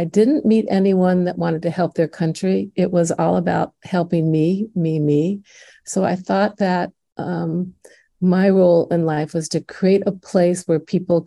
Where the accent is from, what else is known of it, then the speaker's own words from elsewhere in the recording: Indiana, United States; accent: Midwestern; now in Washington, D.C., United States; growing up in Indiana